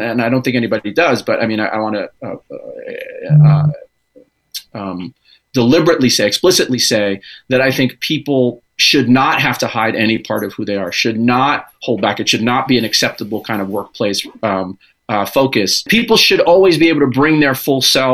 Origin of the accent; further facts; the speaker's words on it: New York, United States; I was born and raised in New York